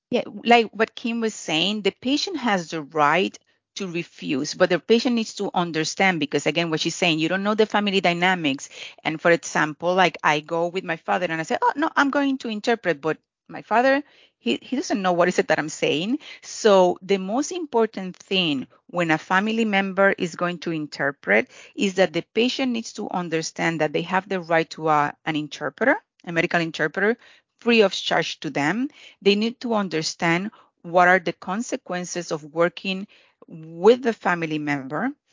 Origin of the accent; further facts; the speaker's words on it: Puerto Rico; I'm from Puerto Rico